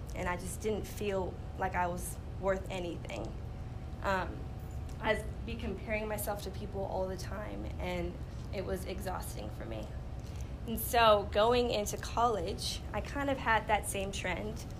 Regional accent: Los Angeles, California, United States; I grew up in Los Angeles, California

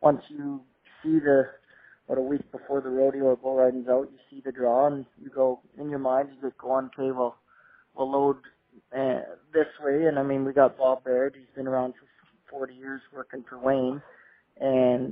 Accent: Grande Prairie, Alberta, Canada; also born or lived in Dawson Creek, British Columbia; I was born in Dawson, but I was raised in Grand Prairie

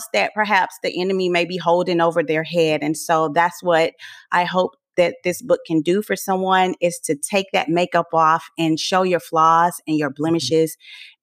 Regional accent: Port Arthur, Texas, United States; moved away; also born or lived in Louisiana / Florida / New York; I am originally from Port Arthur, Texas

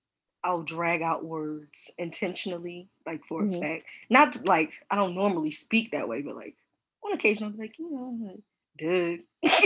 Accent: Baltimore, Maryland, United States; accent: Baltimore; I'm gonna need y'all to not come for our accents, okay? And I don't even think I have that deep of an accent. I have one of the most mild accents in terms of Baltimore accents can get.

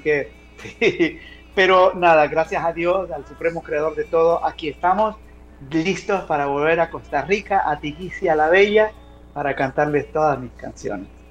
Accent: El Salvador; Yo como salvadoreño

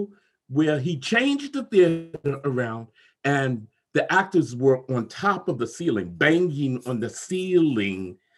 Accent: New York City, New York, United States; moved away as an adult; also born or lived in Providence, Rhode Island; now in Dallas, United States; I grew up in New York, Brooklyn, New York, and I grew up during the Black Arts Movement

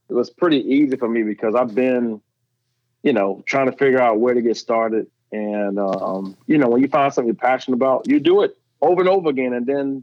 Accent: Columbia, South Carolina, United States; I'm from, I grew up in Saxon Homes. I went to public school in Columbia.

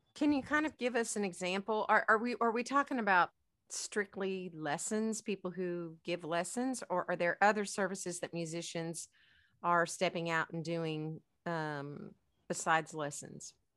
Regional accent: United States; as Americans

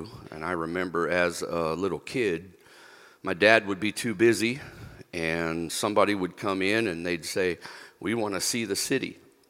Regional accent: Philippines; also born or lived in Vancouver, Canada; But my upbringing was in the Philippines. My formative years were in the Philippines

